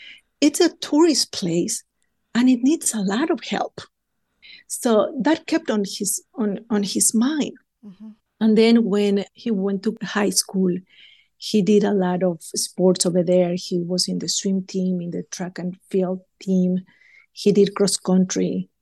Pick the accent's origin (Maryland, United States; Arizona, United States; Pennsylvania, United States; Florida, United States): Maryland, United States; We are from Maryland. We live in Maryland.